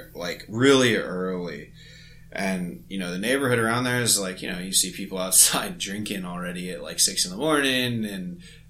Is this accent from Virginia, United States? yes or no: yes; Virginia, United States; my hockey playing adolescence in the DMV